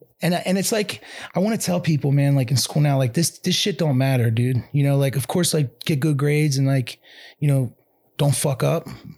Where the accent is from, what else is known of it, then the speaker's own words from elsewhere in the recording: Ambler, Pennsylvania, United States; growing up in Ambler, it's like one of those towns that just sucks you